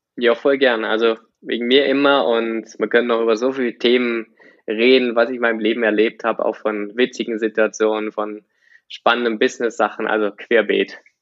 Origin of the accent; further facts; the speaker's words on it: Germany; ich bin auf dem Dorf aufgewachsen.